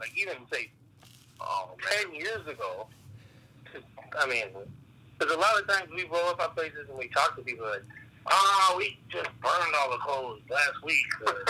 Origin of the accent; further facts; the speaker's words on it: Pittston, Michigan, United States; it's my hometown. I'm from Pittston, Michigan, and I just know this certain spot.